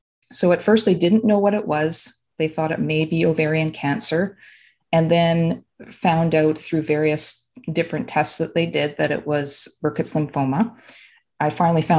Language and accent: English; Vancouver, British Columbia, Canada; now in Vancouver Island, Canada; I am originally from the Vancouver area, British Columbia